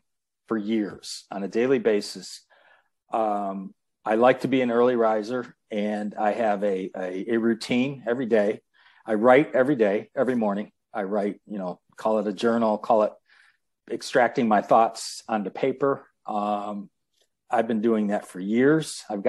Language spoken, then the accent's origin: English; Detroit, Michigan, United States; born there; I was born in Detroit